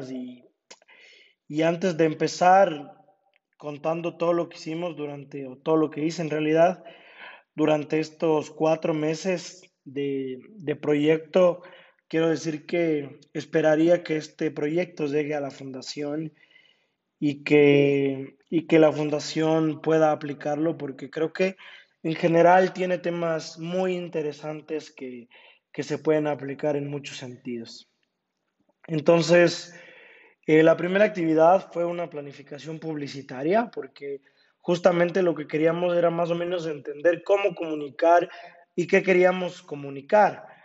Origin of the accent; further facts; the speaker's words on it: Ambato, Tungurahua, Ecuador; also born or lived in Quito; y en Ambato porque es mi ciudad natal y es donde también a consecuencia de la pandemia he estado viviendo este último año y medio.